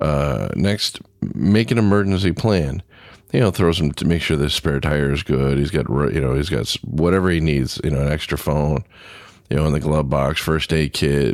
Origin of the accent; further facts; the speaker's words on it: Southern California, United States; now in Midwest, United States; I grew up in Southern California, so we didn't have a lot of humidity. I got up here to the Midwest